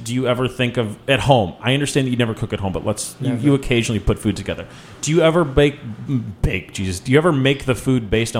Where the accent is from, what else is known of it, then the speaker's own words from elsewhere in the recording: Chicago, Illinois, United States; I am also from Chicago